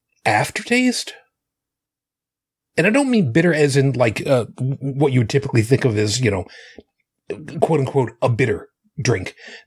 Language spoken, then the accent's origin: English; New York City, New York, United States; where I lived after I was born in Brooklyn.